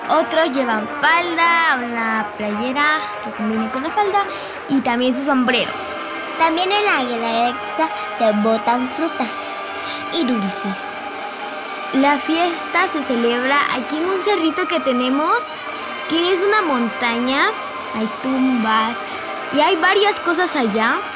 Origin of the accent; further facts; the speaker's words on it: Zaachila, Oaxaca, Mexico; hacemos aquí casi todos los años en Sachila, mi pueblo.